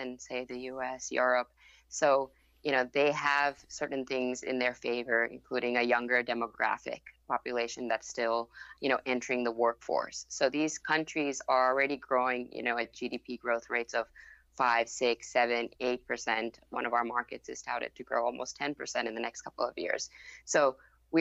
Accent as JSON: {"language": "English", "region": "Bangkok", "country": "Thailand", "tie": "born or raised there", "first_language": "Thai", "second_language": "English", "said": "And then I grew up in Bangkok, Thailand, so Thai is actually my first language, and then picked up English along the way."}